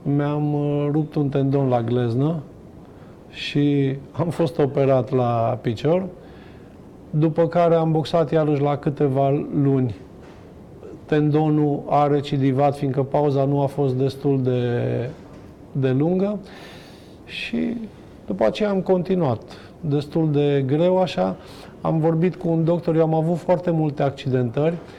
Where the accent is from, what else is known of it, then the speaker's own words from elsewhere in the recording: Hunedoara, Hunedoara County, Romania; also born or lived in Germany; eu stau tot la Hunedoara sunt prieten cu foarte mulți încă din copilărie. Sunt colegi de-ai mei care, nu știu, am fost cu ei